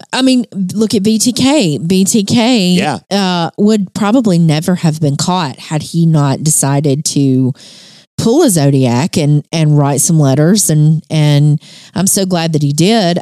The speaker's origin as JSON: {"language": "English", "region": "Alabama", "country": "United States", "said": "I'm from Alabama"}